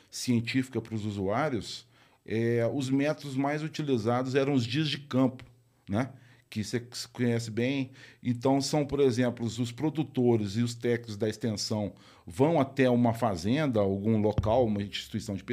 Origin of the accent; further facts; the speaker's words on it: Rio de Janeiro, Brazil; born there; Quando eu nasci, ele morava no Rio de Janeiro, trabalhava no IBC